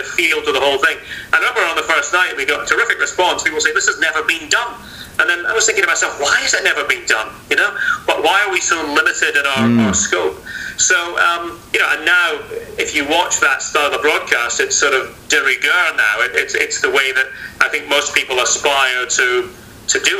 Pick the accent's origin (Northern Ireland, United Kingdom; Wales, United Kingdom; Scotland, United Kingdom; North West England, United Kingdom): Scotland, United Kingdom; we're all Scottish